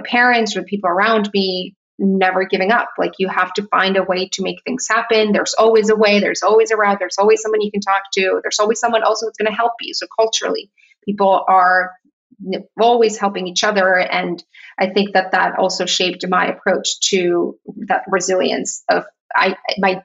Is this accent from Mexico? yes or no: yes; Tijuana, Baja California, Mexico; moved away as an adult; also born or lived in San Diego / New York; now in Miami, United States; I grew up in Tijuana. I was there for 18 years of my life and I left for college